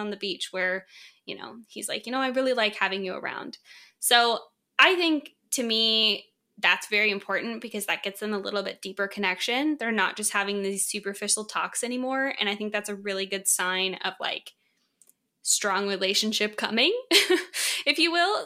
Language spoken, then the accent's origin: English; San Diego, California, United States; moved away; I'm originally from San Diego